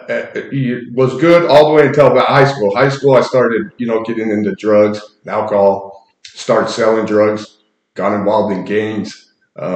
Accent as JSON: {"language": "English", "town": "Salt Lake City", "region": "Utah", "country": "United States", "tie": "born or raised there", "said": "I grew up in Salt Lake"}